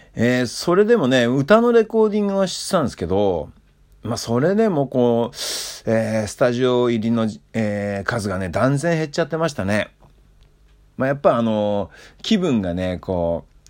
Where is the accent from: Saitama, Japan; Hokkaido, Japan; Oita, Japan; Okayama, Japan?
Hokkaido, Japan; 僕のふるさとね、えー、北海道